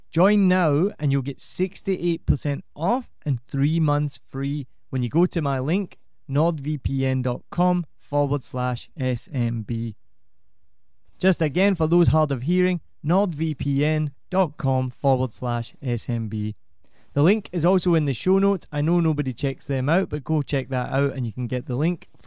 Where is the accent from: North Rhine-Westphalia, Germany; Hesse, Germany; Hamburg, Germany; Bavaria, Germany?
Bavaria, Germany; English is a second language; Bavaria is kind of very different. It's not. They almost feel like they're not part of Germany. Is that right? Absolutely. Like when I say, "Yeah, I'm from Bavaria,"